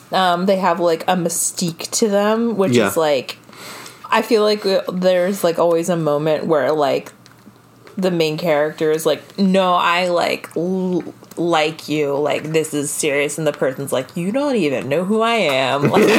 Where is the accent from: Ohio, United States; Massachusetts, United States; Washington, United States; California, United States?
Massachusetts, United States; Boston; born there; I was born in Boston.